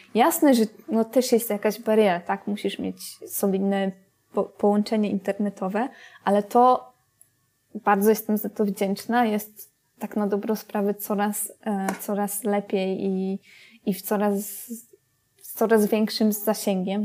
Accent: Poland

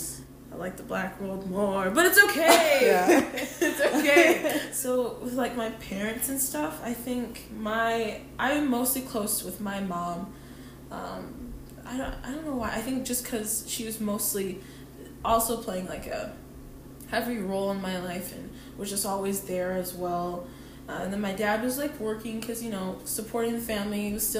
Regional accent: Utah, United States; also born or lived in Wisconsin; So I was born here in Utah. A good chunk of my life was in Utah, and then I moved to Wisconsin

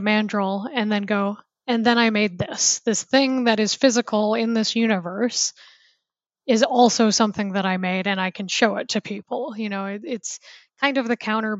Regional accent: United States; moved away as an adult; also born or lived in Seattle / New Zealand / Germany; I'm originally from the States.

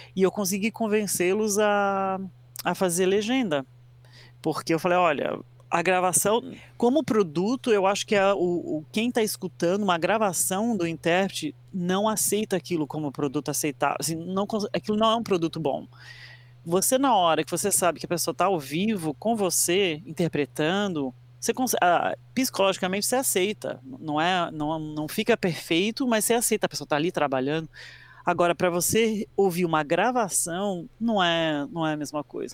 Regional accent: Brazil; also born or lived in United States; eu fui criada no Brasil, mas eu sou americano, nasci nos Estados Unidos e vim para o Brasil quando era criança.

